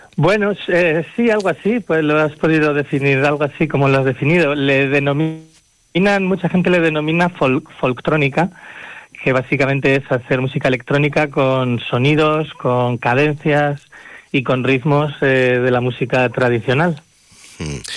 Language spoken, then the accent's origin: Spanish; El Cerrato, Castile and León, Spain; also born or lived in Tierra de Campos; aunque yo no soy de Tierra de Campos, yo soy del Cerrato